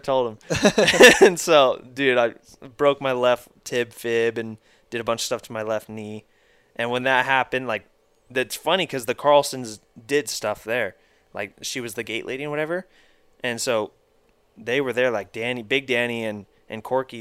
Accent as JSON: {"language": "English", "town": "Marietta", "country": "United States", "tie": "born or raised there", "also_born_or_lived": "Texas", "said": "I was born in Texas, and a couple years, I think when I was two, my parents moved out to Marietta before, like when this was all dirt still"}